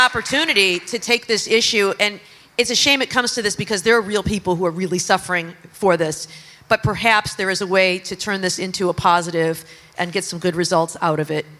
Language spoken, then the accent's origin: English; Michigan, United States; in my home state of Michigan